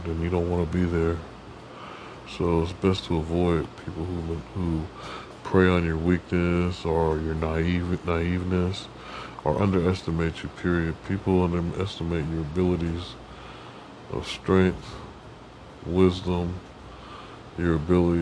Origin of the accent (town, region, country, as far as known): United States